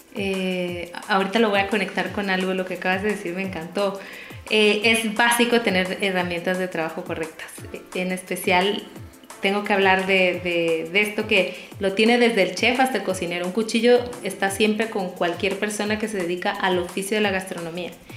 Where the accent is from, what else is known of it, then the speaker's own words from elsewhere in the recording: Tabasco, Mexico; soy de Tabasco